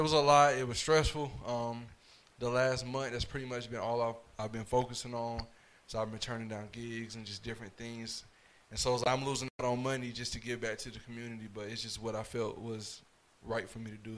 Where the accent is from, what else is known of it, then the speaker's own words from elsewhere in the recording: Fayetteville, North Carolina, United States; I'm from Fayetteville